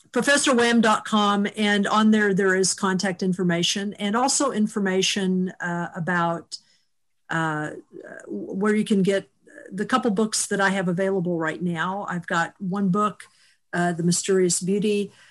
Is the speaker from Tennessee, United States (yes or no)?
yes; Chattanooga, Tennessee, United States; moved away; also born or lived in Kansas; I was born in Kansas, and then my family moved to Ch- Chattanooga for my dad's job at the time.